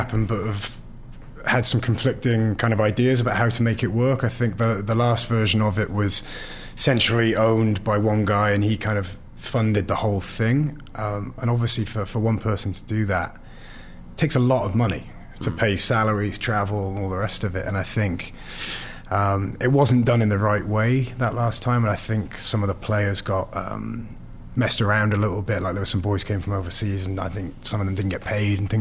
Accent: Cardiff, Wales, United Kingdom; moved away; So I was born and raised in Cardiff, in Thornhill

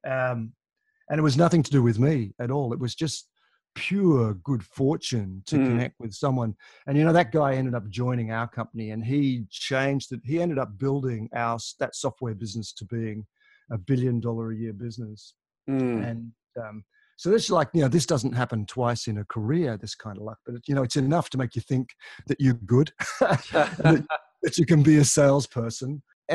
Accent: Tasmania, Australia; moved away as an adult; also born or lived in Moscow, Russia / Adelaide, Australia / London, United Kingdom / Melbourne, Australia; I grew up in Tasmania, which is a little island to the south of Australia.

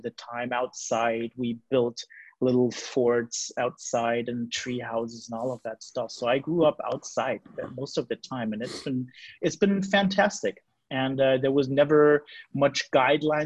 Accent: Germany; I'm 34 years old. I'm from Germany

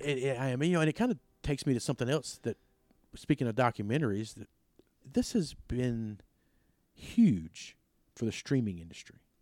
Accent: South Pontotoc County, Mississippi, United States; I'm from South Pontotoc.

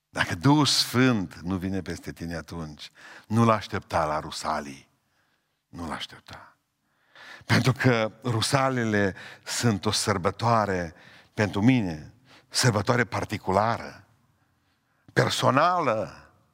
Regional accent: Romania; sunt român, înainte de a fi cetățean al planetei, sunt cetățean român

